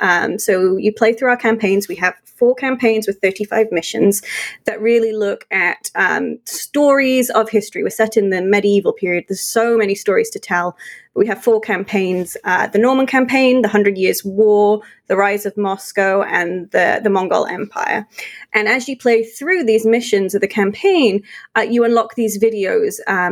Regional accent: United Kingdom; When I play as the English, having grown up in the UK, those buildings make me feel homesick because they're so spot on.

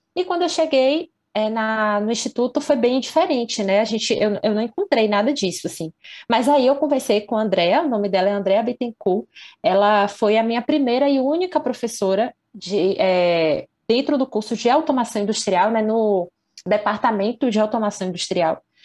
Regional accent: Candeias, Bahia, Brazil; eu sou de Candeias, que é uma cidade aqui da região metropolitana de Salvador

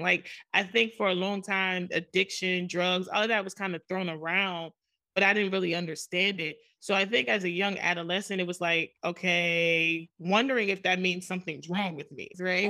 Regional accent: New York City, New York, United States; I grew up in Jamaica, Queens, New York

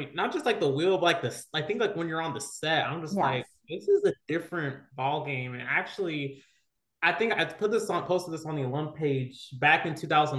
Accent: Long Beach, California, United States; I'm from Long Beach and okay. I'm south

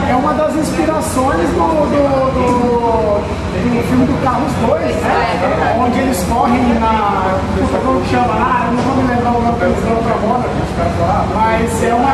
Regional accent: Brazil; como bom brasileiro, mas com descendência italiana

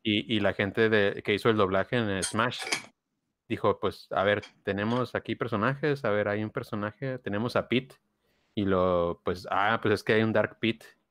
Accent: Mexicali, Baja California, Mexico; born or raised there; moved away

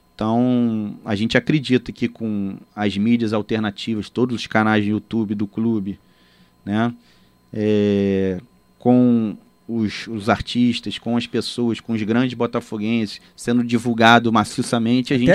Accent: Rio de Janeiro, Brazil; eu nascido e criado ali em Copacabana

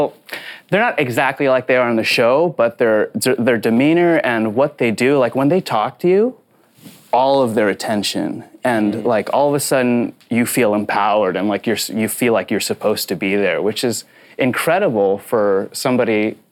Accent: Philippines; And oh yeah, also I am Filipino.

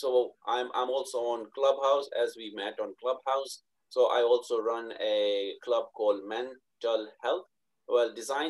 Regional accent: Pakistan; now in United Kingdom; So, and as I said, I came from Pakistan to UK.

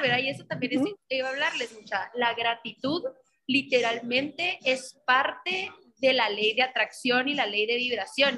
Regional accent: Guatemala; como mujeres guatemaltecas, mujeres latinas

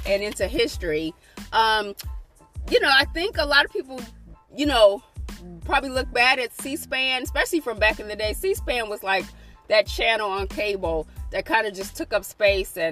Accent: United States; us as American people

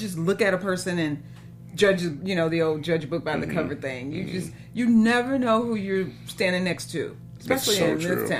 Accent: Mississippi, United States; I'm from Mississippi.

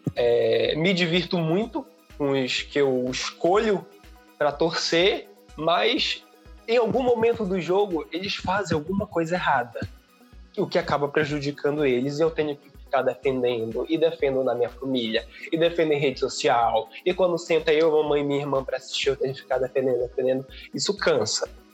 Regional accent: Pará, Brazil; eu sou do Pará

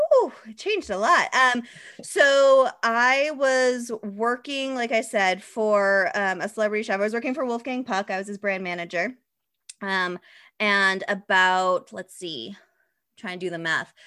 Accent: Mattapoisett, Massachusetts, United States; I grew up in Massachusetts, a very small town in Massachusetts called Mattapoisett near Cape Cod

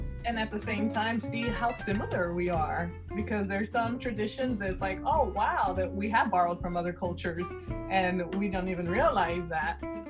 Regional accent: South Texas, United States; now in Tennessee, United States; Living in South Texas, growing up in South Texas

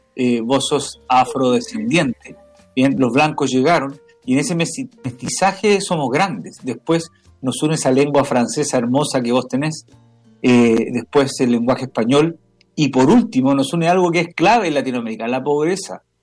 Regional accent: Chile; also born or lived in Canada; como chilenos

